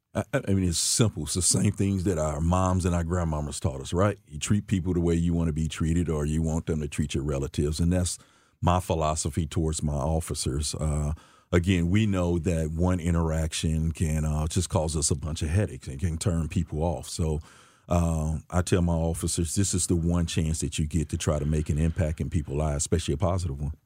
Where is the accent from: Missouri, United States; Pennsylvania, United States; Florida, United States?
Missouri, United States; St. Louis; I grew up in, uh, West Saint Louis my younger years, um, fifty-nine hundred block of Wabah to be exact. Um, as I got older, we moved out to, uh, North Saint Louis County.